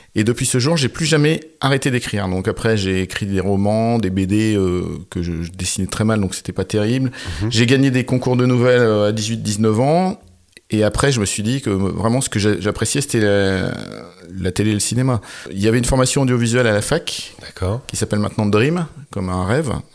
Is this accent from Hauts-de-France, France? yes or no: yes; Quiévrechain, Hauts-de-France, France; je viens de Valenciennes, enfin d'une petite ville à côté qui s'appelle Quirochin. Donc c'était une ville ouvrière, mon père était ouvrier